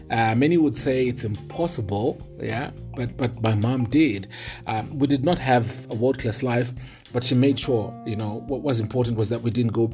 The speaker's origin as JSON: {"language": "English", "country": "Zimbabwe", "also_born_or_lived": "Harare", "moved": "as an adult", "lives_now": "Johannesburg, South Africa", "said": "my home country, Zimbabwe"}